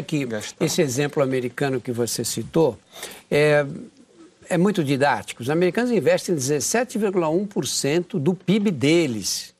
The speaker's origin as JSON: {"language": "Portuguese", "region": "São Paulo", "country": "Brazil", "tie": "born or raised there", "said": "quando eu era menino, nasci no Brás, é um bairro da Zona Leste de São Paulo, o primeiro bairro da Zona Leste, bairro operário."}